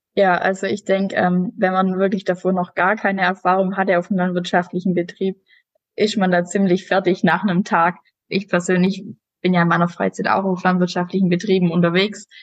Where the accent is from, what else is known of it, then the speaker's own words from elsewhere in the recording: Southern Germany, Germany; ich komme ja aus dem Süden unten